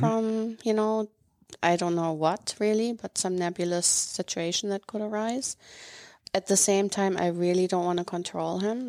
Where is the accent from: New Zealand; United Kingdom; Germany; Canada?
Germany; Northern Germany; moved away as an adult; I grew up in Germany